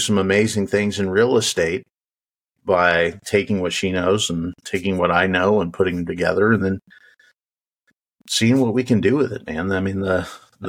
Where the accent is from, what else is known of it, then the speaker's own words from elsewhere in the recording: Wyoming, United States; I grew up in Wyoming